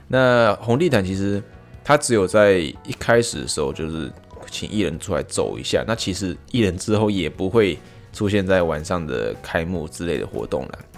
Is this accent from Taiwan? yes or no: yes; Taiwan; now in Tokyo, Japan; 我是台湾人